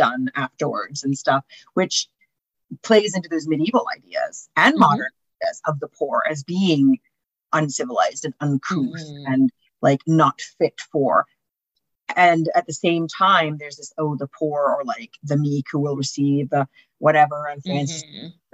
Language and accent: English; Finland; I'm from Finland